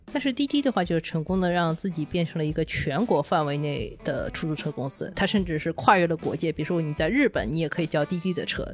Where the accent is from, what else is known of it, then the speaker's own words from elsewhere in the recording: China; 我们都是中国人呢